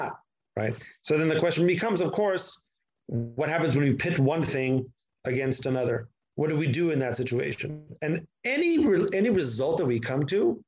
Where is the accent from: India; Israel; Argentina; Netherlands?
Israel; accent: American; also born or lived in United States; I made Aliyah when I was 1 month old. I grew up here my entire life.